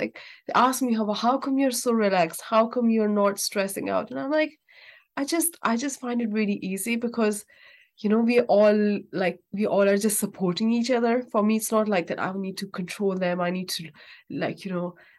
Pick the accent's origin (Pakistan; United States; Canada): Pakistan; moved away; I'm actually from Pakistan. So there we all used to live in a joint family.